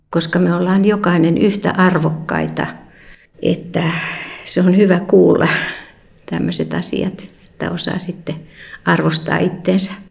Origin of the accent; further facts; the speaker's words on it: Riihimäki, Kanta-Häme, Finland; Mutta itse olen Riihmältä